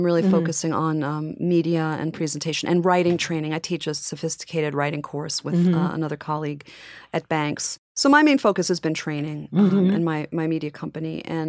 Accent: Long Island, New York, United States

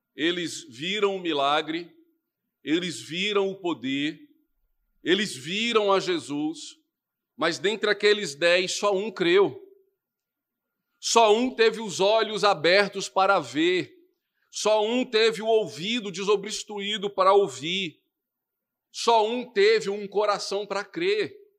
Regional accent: Recife, Pernambuco, Brazil; moved away; also born or lived in Brasília; no meu nascimento em Recife, Na minha infância lá, na minha adolescência em Brasília

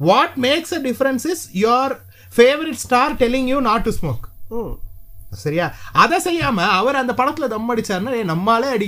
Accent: Sri Lanka; நான் ஸ்ரீலங்காக்காரன் அப்படிதான் சம்மந்தம் இல்லாம பேசுவேன் நான் ஸ்ரீலங்கன்

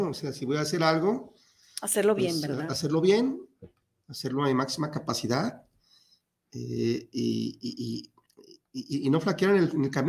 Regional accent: Mexico City, Mexico; born there; now in Guadalajara, Mexico; Eh, no, yo nací en la Ciudad de México.

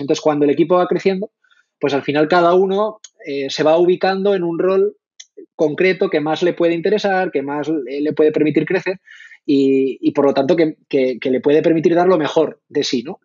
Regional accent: La Rioja, Spain; moved away as an adult; also born or lived in Madrid; soy, soy de La Rioja.

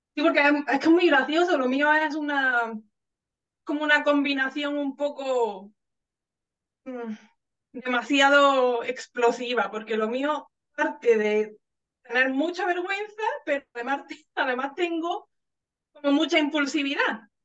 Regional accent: southern Spain, Spain; si es del sur, si es de mi pueblo, si es de España en general

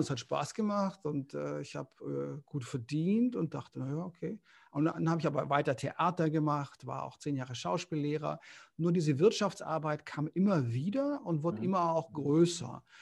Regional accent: Konstanz, Baden-Württemberg, Germany; Ähm, ja, ich komme eigentlich aus Konstanz am Bodensee. Also jetzt für die Süddeutschen unter uns, also Konstanz am Bodensee, super Gegend, wahnsinnige Lebensqualität.

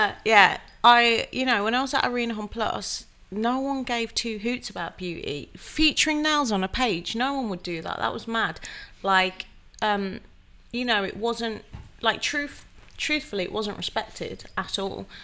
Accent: Wolverhampton, West Midlands, United Kingdom; moved away as an adult; also born or lived in London; I moved back to my hometown of Wolverhampton to be with my family

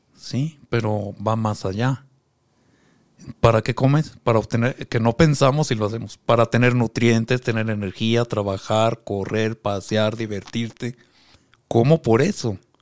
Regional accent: Mexico City, Mexico; moved away as an adult; also born or lived in Pucallpa, Peru; now in Cuba; Yo soy originario de la Ciudad de México. Allá, ahí crecí.

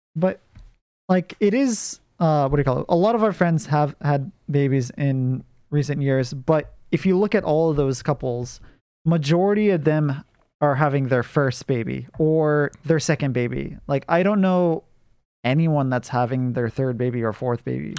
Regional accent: United States; I'm American, but my ethnicity is Japanese and, uh, I think German and Scottish

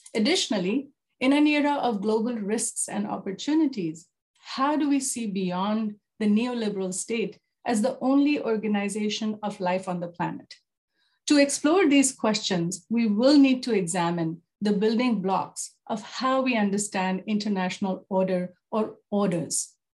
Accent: Jaipur, Rajasthan, India; moved away as an adult; also born or lived in New Delhi, India / South Africa; now in Canada; born and raised in Jaipur

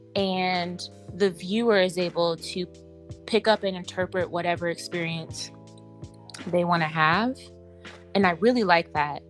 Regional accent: Seattle, Washington, United States; growing up in Seattle

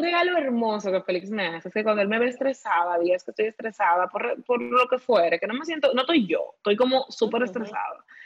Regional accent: Dominican Republic; como dominicanos tenemos una riqueza

